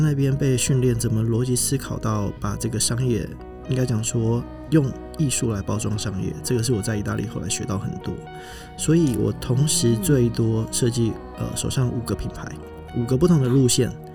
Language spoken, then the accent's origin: Chinese; Kaohsiung, Taiwan; also born or lived in Milan; 我来自高雄，我从福仁大学毕业，在米兰念服装设计的硕士